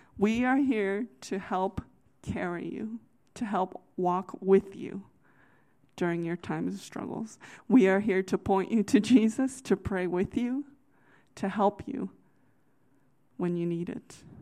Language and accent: English; United States; I'm from the Virginia, D C area